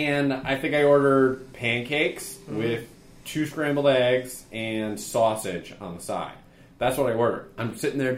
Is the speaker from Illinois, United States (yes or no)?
no; Massachusetts, United States; I grew up in Massachusetts and there was an Abdow's Big Boy in Agawam